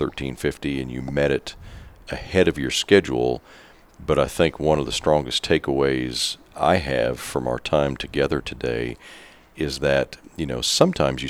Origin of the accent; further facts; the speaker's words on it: Kansas, United States; we proud Kansans